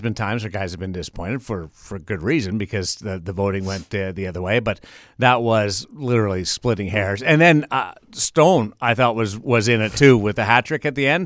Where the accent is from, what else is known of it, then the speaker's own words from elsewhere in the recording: Canada; now in Las Vegas, United States; Being a Canadian